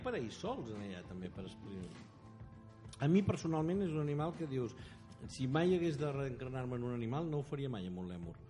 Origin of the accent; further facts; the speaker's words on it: Figueres, Catalonia, Spain; pels que som de fora d'aquí, els que som de Figueres